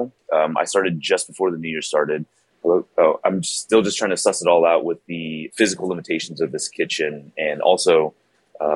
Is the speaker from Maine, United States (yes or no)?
no; Bay Area, California, United States; moved away as an adult; also born or lived in East Coast; now in Houston, United States; I'm originally from the Bay Area. Yeah, born and raised.